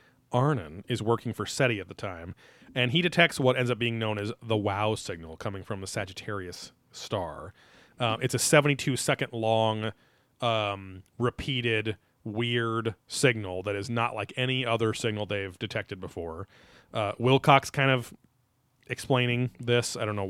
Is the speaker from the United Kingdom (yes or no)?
yes; United Kingdom; MUFON, because I'm British, and I say it with the French accent.